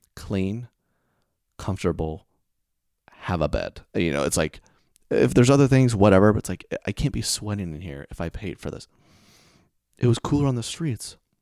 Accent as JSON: {"language": "English", "region": "the South", "country": "United States", "said": "I'm from the South"}